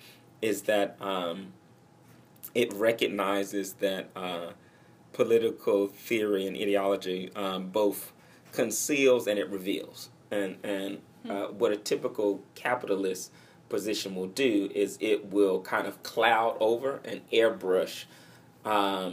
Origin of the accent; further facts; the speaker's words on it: Atlanta, Georgia, United States; moved away; I grew up in Cascade, which is in the southwest portion of Atlanta